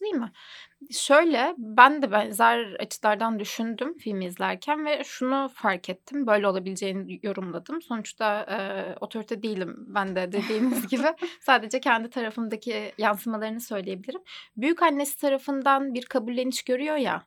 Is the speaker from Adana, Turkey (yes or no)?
yes; Adana, Turkey; moved away; Aslen Adanalıyım. Ailem orada